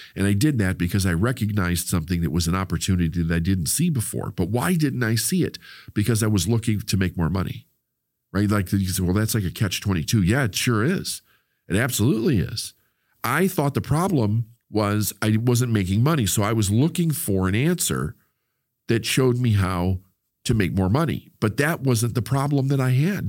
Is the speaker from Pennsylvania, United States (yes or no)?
no; Chicago, Illinois, United States; the community that I grew up with in Chicago